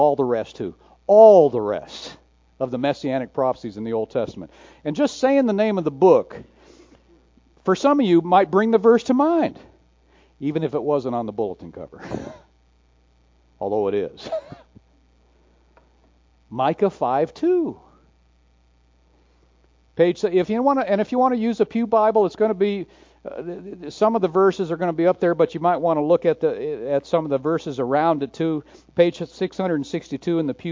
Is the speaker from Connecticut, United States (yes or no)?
no; Garfield Heights, Ohio, United States; I was born in Garfield Heights, Ohio.